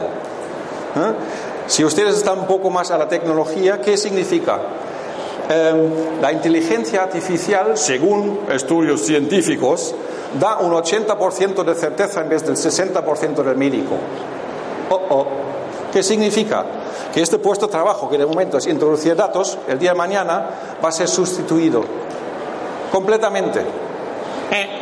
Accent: Germany; yo vengo de Alemania

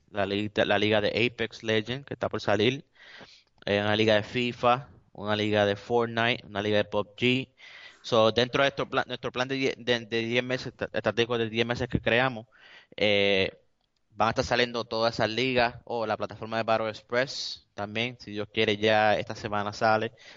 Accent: Puerto Rico; yo soy latino y soy orgulloso de ser latino, de ser puertorriqueño

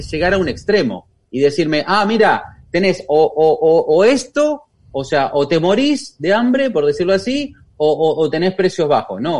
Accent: Argentina; porque ya vengo muy quemada de Argentina y no quiero saber nada de los políticos

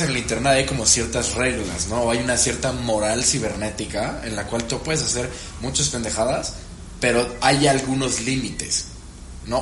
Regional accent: Veracruz, Mexico; Yo soy de Veracruz

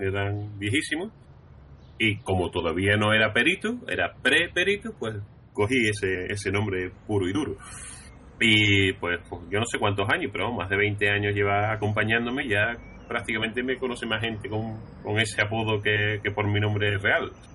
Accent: Seville, Andalusia, Spain

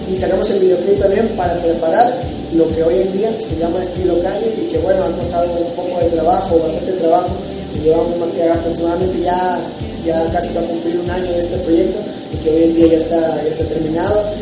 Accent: Lerdo de Tejada, Veracruz, Mexico; la gente sabe que soy de Lerdo, sabe que en realidad no soy del, puerto, pero, pero siempre menciono el puerto y siempre y también menciono Lerdo de Tejada en mi nuevo, en mi nuevo material

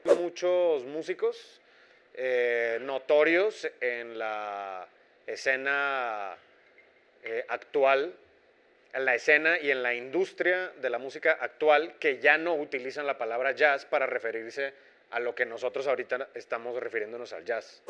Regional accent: Monterrey, Nuevo León, Mexico; born or raised there; moved away as an adult; also born or lived in Veracruz / Boston; now in Mexico City, Mexico

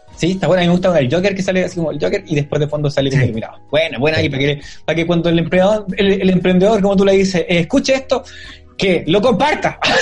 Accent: Chile; yo soy chileno y toda la cuestión, soy chileno

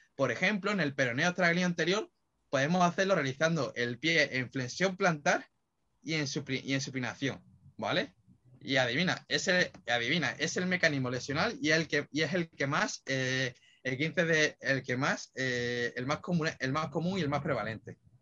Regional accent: Málaga, Andalusia, Spain; yo que soy de Málaga

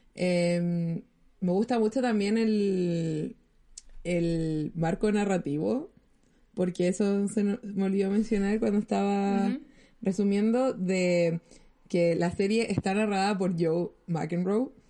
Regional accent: Chile

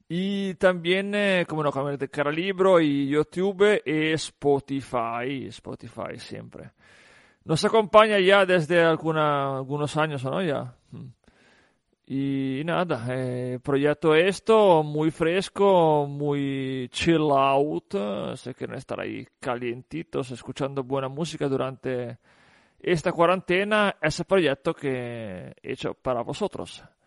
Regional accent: Italy; en mi ciudad, en mi país, en la bota

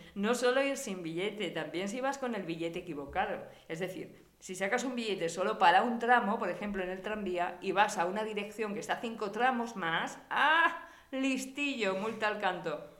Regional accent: Spain; moved away as an adult; now in Germany; Somos españolas

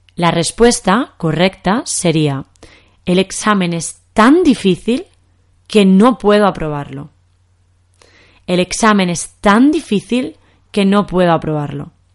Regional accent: Spain; accent: Spanish from Spain; En español de España decimos pez

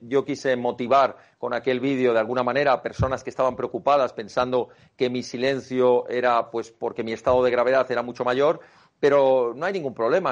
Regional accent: Spain; la gran familia de España, la que formamos todos los españoles

